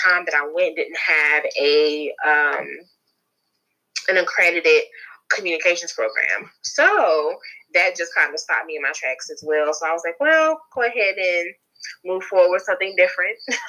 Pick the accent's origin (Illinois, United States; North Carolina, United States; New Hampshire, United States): North Carolina, United States; Charlotte; I'm from North Carolina, from Charlotte, born and raised